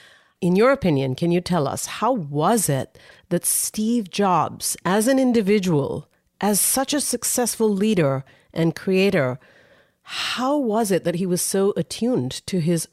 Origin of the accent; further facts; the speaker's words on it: India; As an Indian, I love hearing that.